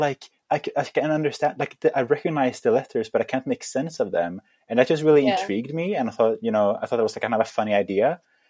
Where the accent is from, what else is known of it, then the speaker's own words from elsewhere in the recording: Sweden; English is a second language; moved away as an adult; now in United Kingdom; I'm an extreme example, like, not every Swede moves to the UK to study English language and literature as their actual university degree